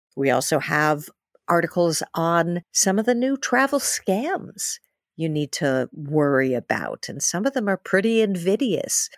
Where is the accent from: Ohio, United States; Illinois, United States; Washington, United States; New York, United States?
New York, United States; New York City; I'm from New York City, where one out of every four people was born in a different country, uh, which was why I love living in New York City